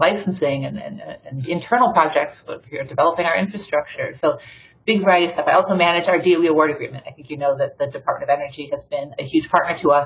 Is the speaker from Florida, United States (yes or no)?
no; Detroit, Michigan, United States; I'm originally from Detroit, Michigan